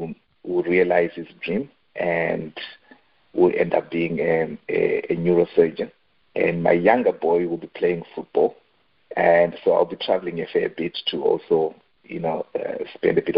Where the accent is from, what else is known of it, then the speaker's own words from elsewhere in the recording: Zimbabwe; I grew up in Zimbabwe. I spent a fair bit of time in Zimbabwe.